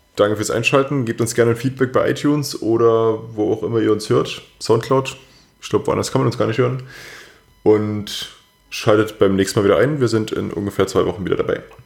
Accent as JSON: {"language": "German", "country": "Germany", "said": "bei uns in Deutschland"}